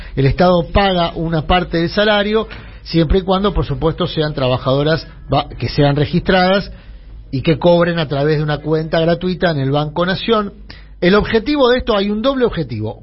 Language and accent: Spanish; Buenos Aires, Argentina; Yo me crié entre Humirato y los Incas